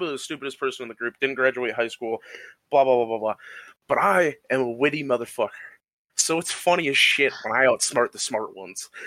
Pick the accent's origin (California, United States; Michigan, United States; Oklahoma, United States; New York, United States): Michigan, United States; also born or lived in Ohio; I grew up in the Midwest, in the great state of Michigan, and Ohio.